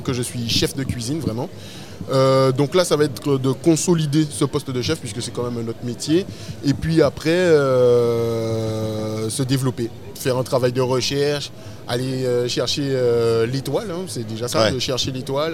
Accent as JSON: {"language": "French", "town": "Sainte-Rose", "country": "Guadeloupe", "tie": "born or raised there", "also_born_or_lived": "Pointe-à-Pitre", "moved": "yes", "lives_now": "Paris, France", "said": "je viens précisément de Sainte-Rose, mais euh, ma famille est de Pointe-à-Pitre. Moi j'ai fait toutes mes classes à Pointe-à-Pitre, mais j'ai toujours vécu à Sainte-Rose"}